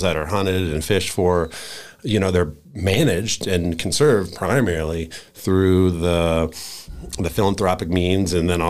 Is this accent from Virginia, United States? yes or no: yes; Virginia, United States; also born or lived in Florida; now in Wyoming, United States; so I'm a transplant to Wyoming, so I came out from Virginia via Florida in 02.